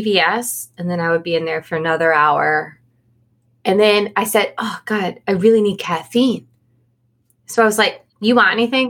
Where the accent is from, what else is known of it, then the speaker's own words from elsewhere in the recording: Jacksonville Beach, Florida, United States; moved away; my hometown of Jacksonville Beach